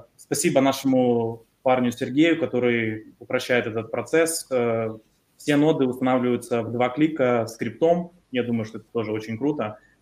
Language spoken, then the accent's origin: Russian; Ukraine; Мы с Украины